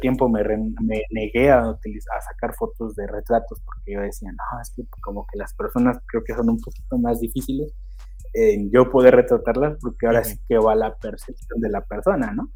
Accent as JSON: {"language": "Spanish", "town": "Xochitepec de Aldama", "country": "Mexico", "said": "mi pueblo, que es Xochitepec de Aldama"}